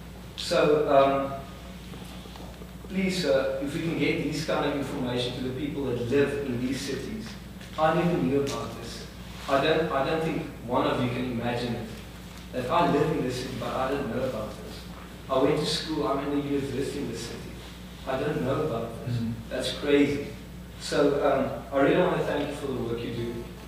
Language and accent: English; Bloemfontein, Free State, South Africa; I was born and raised in that same city. I live maybe in a richer neighborhood, other parts of the city.